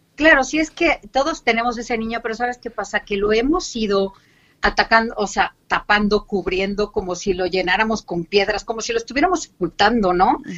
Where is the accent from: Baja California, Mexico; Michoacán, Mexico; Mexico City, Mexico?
Mexico City, Mexico; moved away as an adult; now in Cartagena, Spain; extrañando mi México una barbaridad. Y sí, soy del DF, bueno, del antiguo DF que ahora es Ciudad de México